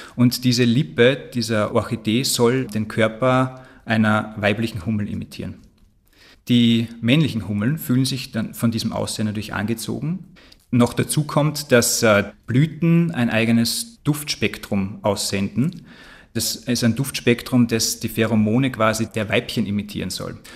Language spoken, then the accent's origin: German; Austria; aber auch bei uns in Österreich